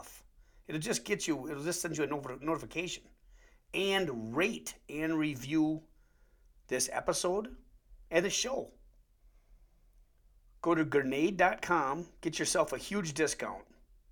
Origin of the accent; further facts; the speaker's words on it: Wisconsin, United States; accent: Wisconsin; we have weird accents anyways in Wisconsin